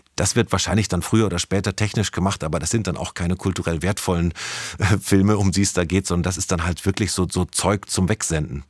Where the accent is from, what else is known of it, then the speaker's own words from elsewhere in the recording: Germany; Wir als Deutsche